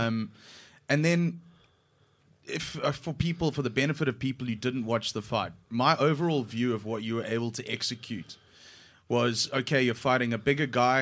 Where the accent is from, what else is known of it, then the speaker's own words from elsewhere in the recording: South Africa; I identify as a South African